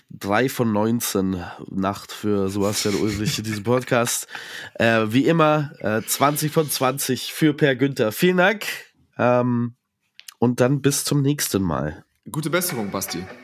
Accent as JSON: {"language": "German", "town": "Landsberg am Lech", "region": "Bavaria", "country": "Germany", "tie": "born or raised there", "said": "aus Landsberg am Lech."}